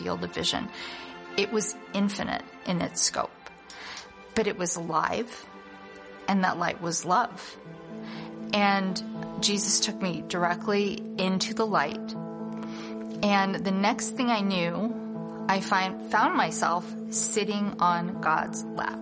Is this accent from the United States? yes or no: yes; Council Bluffs, Iowa, United States; I grew up in Counts Bluffs, Iowa, in a Jewish family